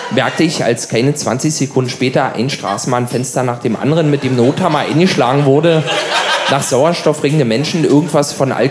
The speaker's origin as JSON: {"language": "German", "region": "Berlin", "country": "Germany", "said": "Als Berliner kennt man seine Stadt ja kaum."}